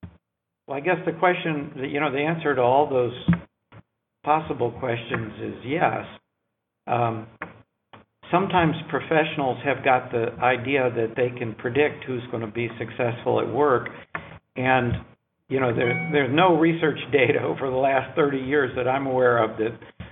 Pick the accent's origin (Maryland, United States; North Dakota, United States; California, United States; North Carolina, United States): North Carolina, United States; I'm from North Carolina too